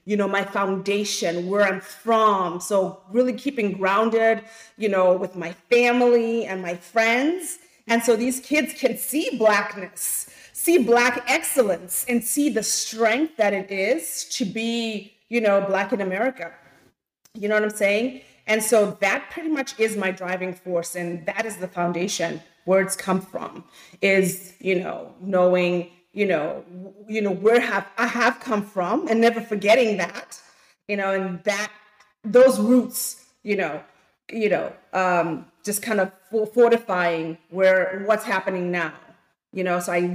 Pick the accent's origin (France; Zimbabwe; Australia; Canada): Zimbabwe; moved away as an adult; now in United States; I'm from Zimbabwe. I've been here now 24 years, and I came, you know, to school